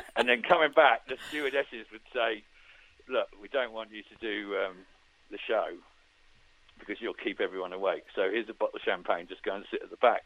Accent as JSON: {"language": "English", "town": "Farnborough", "region": "South East England", "country": "United Kingdom", "tie": "born or raised there", "said": "me growing up in Farnborough"}